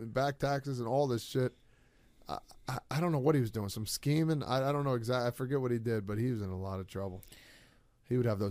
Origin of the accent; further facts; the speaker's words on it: New Jersey, United States; we're from Jersey